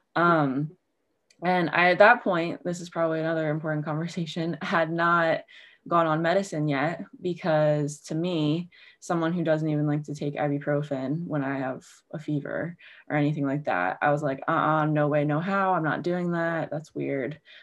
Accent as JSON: {"language": "English", "town": "Baltimore", "region": "Maryland", "country": "United States", "tie": "born or raised there", "also_born_or_lived": "Virginia", "moved": "as an adult", "said": "I grew up in Baltimore, so I'm kind of back in my hometown"}